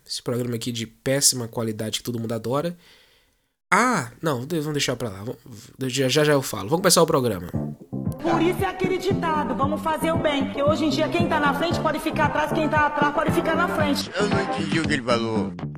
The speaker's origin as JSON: {"language": "Portuguese", "country": "Brazil", "accent": "Brazilian", "moved": "as an adult", "lives_now": "Portugal", "said": "eu falando normal com meu sotaque, né, brasileiro"}